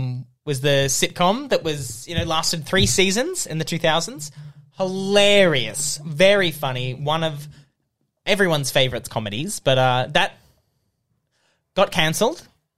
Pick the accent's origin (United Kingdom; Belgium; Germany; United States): United Kingdom; England; I now obviously just have this accent for some reason, but yeah. Growing up in England.